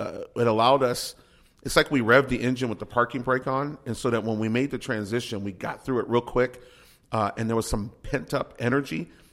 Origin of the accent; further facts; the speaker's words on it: San Antonio, Texas, United States; moved away as an adult; now in Corunna, United States; I'm a Texan.